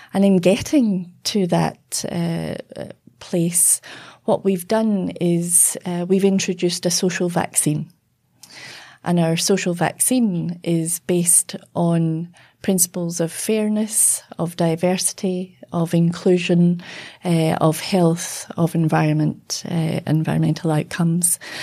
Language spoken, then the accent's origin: English; United Kingdom; now in Australia; growing up in Britain, you know, in the, uh, the seventies, early eighties.